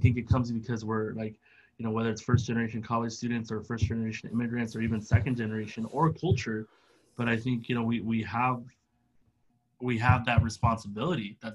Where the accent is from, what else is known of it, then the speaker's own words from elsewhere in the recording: San Diego, California, United States; I grew up in San Diego right by the Tijuana border